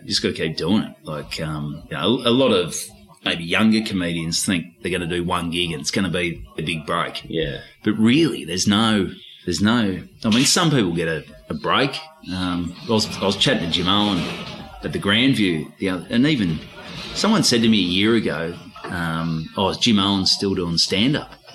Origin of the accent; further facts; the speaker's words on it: Victoria, Australia; accent: Aussie, Ocker; also born or lived in Port Douglas, Queensland / Port Melbourne; now in Melbourne, Australia; I've still got a pretty Aussie accent